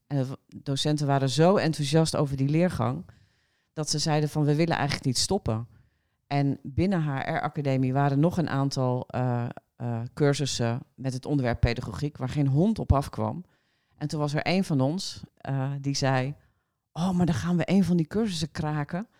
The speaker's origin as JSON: {"language": "Dutch", "region": "Drenthe", "country": "Netherlands", "also_born_or_lived": "Groningen", "moved": "as an adult", "said": "Eigenlijk kom ik uit Drenthe, maar vanaf mijn negentiende kom ik uit Groningen."}